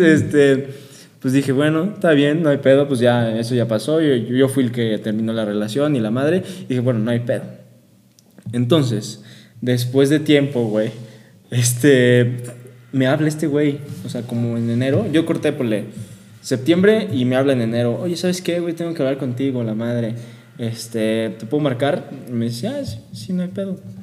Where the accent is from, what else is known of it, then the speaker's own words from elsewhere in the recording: León, Guanajuato, Mexico; moved away as an adult; now in Querétaro, Mexico; Soy de León